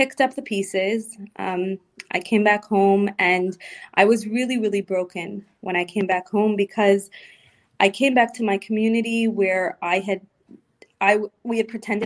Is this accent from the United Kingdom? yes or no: no; Montreal, Quebec, Canada; moved away as an adult; also born or lived in Florida; we moved on and moved back to Montreal, to my hometown